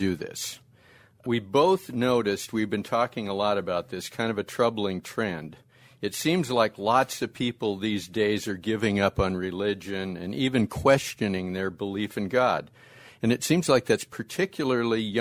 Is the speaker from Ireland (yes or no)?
yes; Ireland; two Irishmen